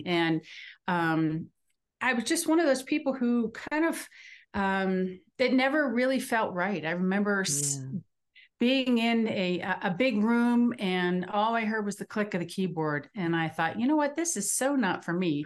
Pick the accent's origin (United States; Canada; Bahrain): United States; East Coast, Northeast; now in Denver, United States; I am in the Denver area in Colorado, although I'm from the East Coast originally.